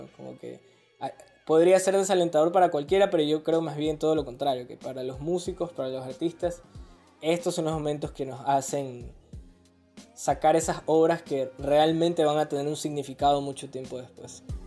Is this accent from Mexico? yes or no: no; Guayaquil, Guayas, Ecuador; somos de puerto